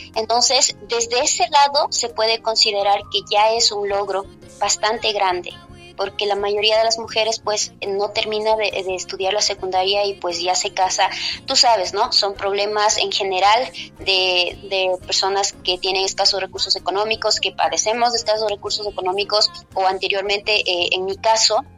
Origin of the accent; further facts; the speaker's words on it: Cotacachi, Imbabura, Ecuador; soy mujer quichua de Cotacachi, al norte del Ecuador